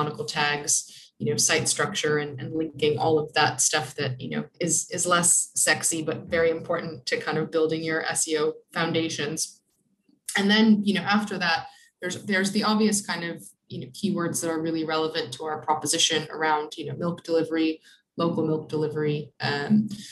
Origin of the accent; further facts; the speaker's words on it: Buffalo, New York, United States; moved away; I'm from Buffalo, New York